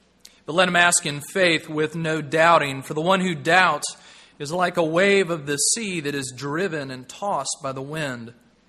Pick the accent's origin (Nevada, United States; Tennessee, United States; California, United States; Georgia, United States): Tennessee, United States; When I was growing up, I grew up in Tennessee